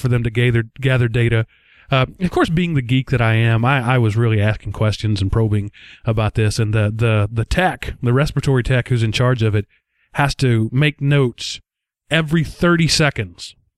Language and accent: English; Texas, United States; accent: Texas; my accent is thicker. My Texas comes out more when I get tired at the end of a long day